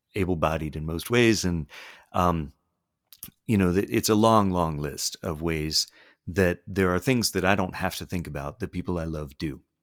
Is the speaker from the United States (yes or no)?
yes; the South, United States; I grew up here